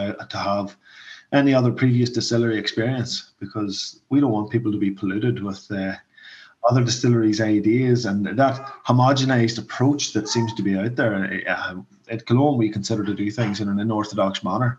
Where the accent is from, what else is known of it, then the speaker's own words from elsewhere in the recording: Mourne Mountains, County Down, Northern Ireland, United Kingdom; I'm from the Mourne Mountains, basically. Yeah, so this is our area. I'm from Mourne Point, which is the next town over from Rostrever